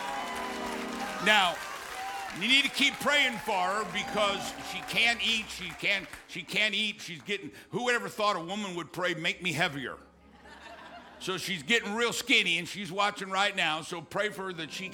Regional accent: Missouri, United States; now in Texas, United States; I grew up in Missouri, and we lived on the Mississippi River

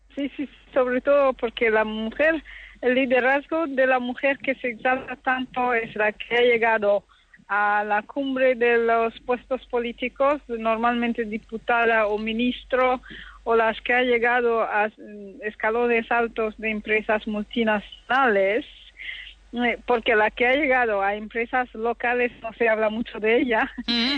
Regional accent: DR Congo; moved away; yo soy del Congo, la República Democrática del Congo

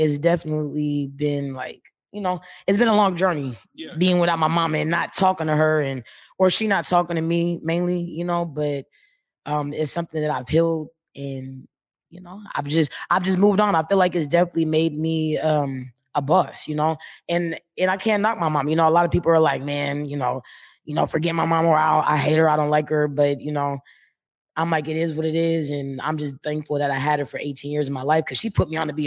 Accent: Baltimore, Maryland, United States; moved away as an adult; now in Seattle, United States; I'm actually from Baltimore, but I've been here for 12 years now.

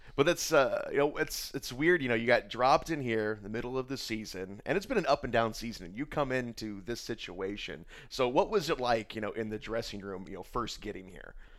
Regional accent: Indiana, United States; I'm from Indiana

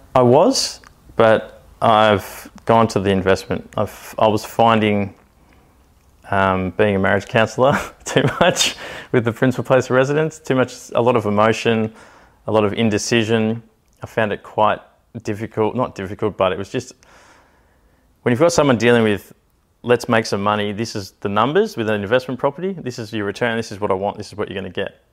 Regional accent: Canberra, Australian Capital Territory, Australia; I grew up in Canberra, but traveled with the circus pretty much up until the age of eighteen, nineteen

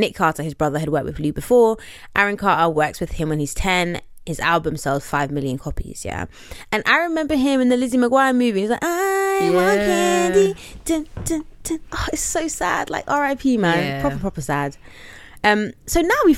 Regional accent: London, United Kingdom; shout out to London town. Yeah, shout out to my city.

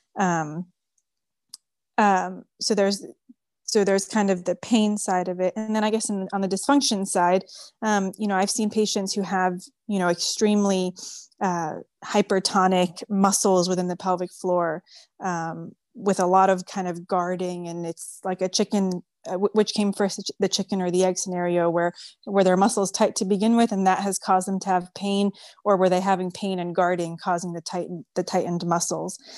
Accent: New York City, New York, United States; first language French; English is a second language; moved away as an adult; now in Houston, United States; I was born and raised in New York City

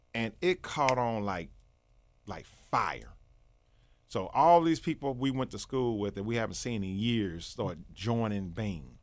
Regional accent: East St. Louis, Illinois, United States; born in Saint Louis, but I was born in, well, I was raised in East Saint Louis, Illinois.

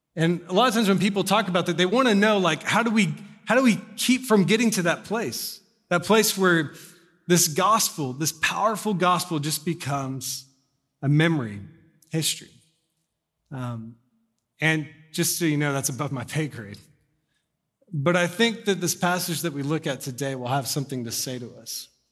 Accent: Corpus Christi, Texas, United States; moved away; when I lived in Corpus, 'cause I was born in Corpus Christi, so I was like ten or eleven

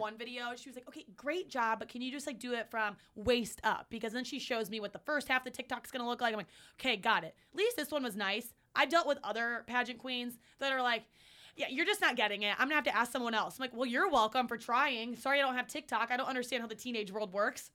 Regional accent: Cleveland, Ohio, United States; I'm from Cleveland

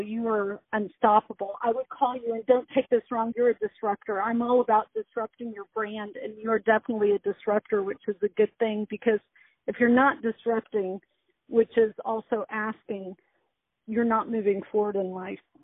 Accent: United States; also born or lived in Texas / Chicago, Illinois / Dallas, Texas; I was born in Texas, raised in uh half Chicago, half Dallas, where my dad was from

